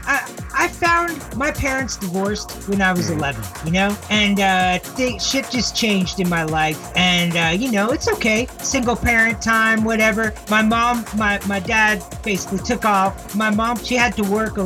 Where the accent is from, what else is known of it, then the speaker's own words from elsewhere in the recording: Victoria, British Columbia, Canada; also born or lived in Japan / Tokyo; now in Toronto, Canada; I grew up in Victoria, which is a small town in BC